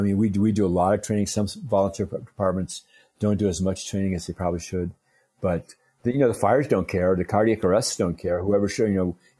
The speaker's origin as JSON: {"language": "English", "region": "Minnesota", "country": "United States", "tie": "born or raised there", "said": "I grew up in Minnesota, and Minnesota's very Scandinavian"}